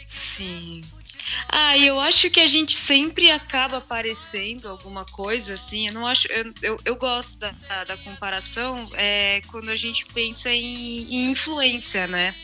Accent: interior of São Paulo, Brazil; Eu cresci no interior, né? Eu nasci em São Paulo, mas minhas férias e toda, toda a minha infância foi no interior de São Paulo

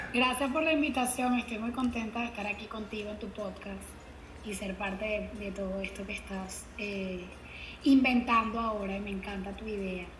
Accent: Venezuela; now in Miami, United States; Soy venezolana

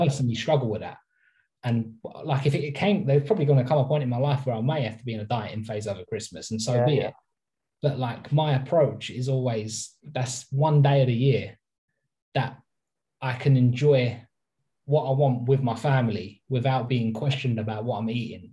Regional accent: England, United Kingdom; I'm English

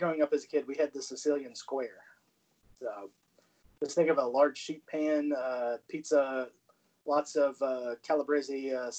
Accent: Omaha, Nebraska, United States; weren't you born in Omaha, Nebraska? Yes, yes, I was.

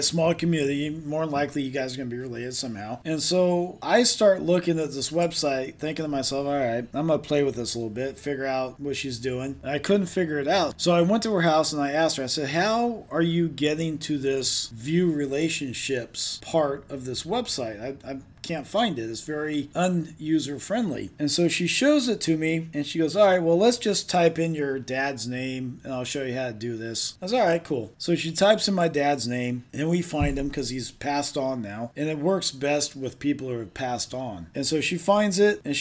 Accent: Southern California, United States; also born or lived in Orange County, California; now in Redding, United States; I'm originally from Southern California

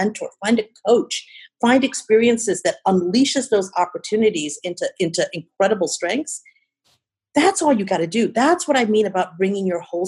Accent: Chicago, Illinois, United States; also born or lived in India; my hometown, Chi-Town

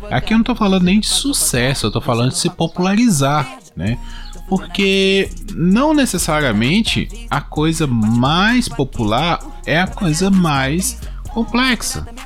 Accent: Minas Gerais, Brazil; que eu ainda sou é, leste de Minas aqui, tô quase no Espírito Santo.

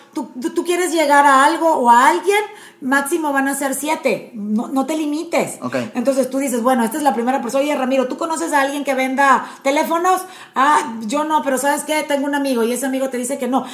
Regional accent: Panama; moved away as an adult; also born or lived in Puebla, Mexico; now in Monterrey, Mexico; Estudié leyes en Panamá, me casé a los 24, me vine a vivir a Puebla

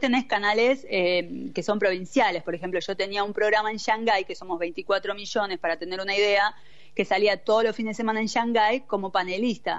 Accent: Buenos Aires, Argentina; moved away as an adult; also born or lived in China; now in Italy; soy nacida y criada ahí en Argentina, Buenos Aires, eh, de zona oeste, pero bueno, eh, después por cuestiones de la vida terminé de criarme en Capital Federal

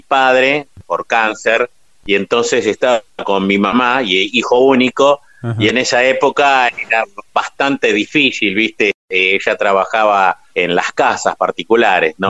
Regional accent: Ranelagh, Buenos Aires Province, Argentina; also born or lived in La Falda, Córdoba; Yo soy de Ranelax, partido de Brazategui, y nací en Córdoba

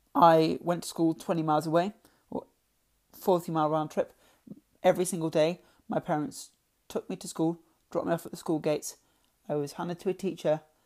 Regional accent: Lincoln, East Midlands, United Kingdom; I'm from Lincoln

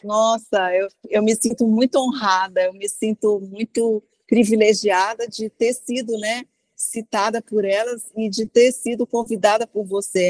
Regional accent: Brasília, Federal District, Brazil; eu morava em Brasília. Eu moro, né? Ah. Sou de ah, Brasília

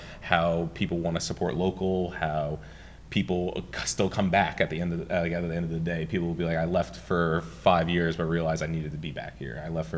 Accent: Long Beach, New York, United States; I grew up in Long Beach. I've been here my entire life

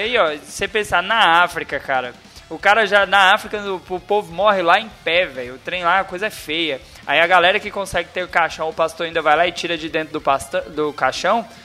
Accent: Brasília, Federal District, Brazil; now in Goiás, Brazil; eu sou filho de cearense, eu moro no Goiás, mas eu nasci em Brasília

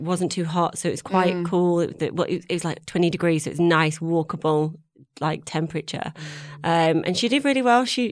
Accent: Manchester, North West England, United Kingdom; moved away as an adult; now in London, United Kingdom; I'm from Manchester. I met my husband who was in London, moved down to London

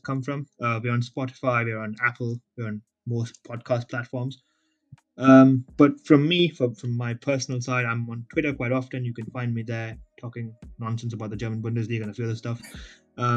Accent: India; I grew up in a family that, I'm an Indian, so my family enjoyed cricket

